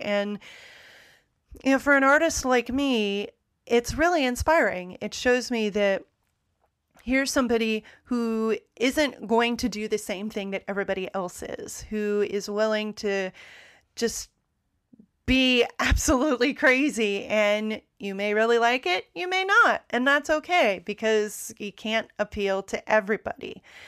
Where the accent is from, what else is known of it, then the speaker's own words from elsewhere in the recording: United States; me being an American, obviously you can tell from the way I talk, I'm an American